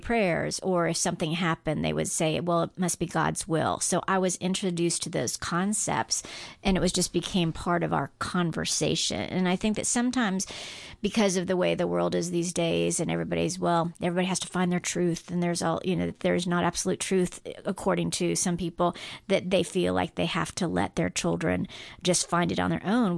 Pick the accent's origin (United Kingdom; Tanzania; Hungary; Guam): Guam; moved away; I grew up on Guam